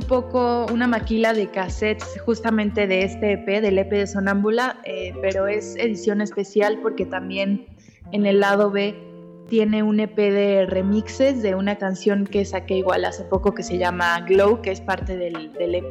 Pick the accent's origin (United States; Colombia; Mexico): Mexico; also born or lived in Argentina / Mexico City / Cuernavaca; a los seis años me vine a México. Tengo 25 años